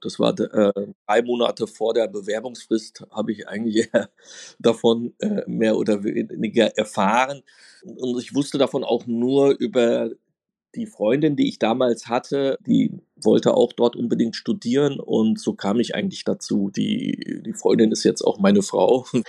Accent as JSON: {"language": "German", "town": "Offenbach am Main", "region": "Hesse", "country": "Germany", "tie": "born or raised there", "said": "Ich bin in Offenbach groß geworden."}